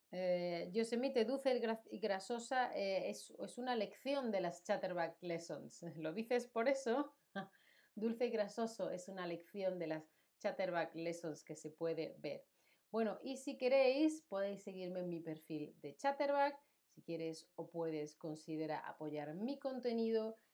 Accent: Spain

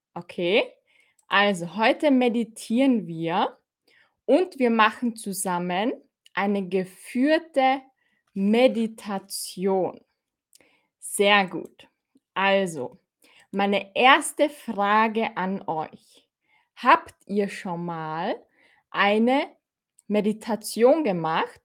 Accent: Austria; ich bin aus Österreich. Kannst du es hören? Ich bin aus Österreich

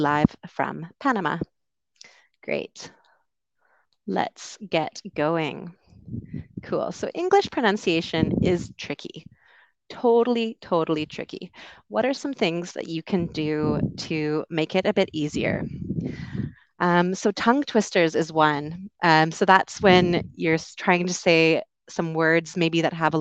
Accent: Canada; accent: Canadian; moved away as an adult; also born or lived in United Kingdom; I grew up in Canada

